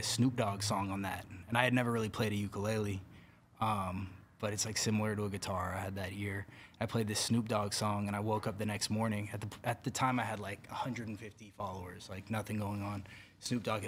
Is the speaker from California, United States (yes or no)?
yes; Bay Area, California, United States; I grew up in the Bay Area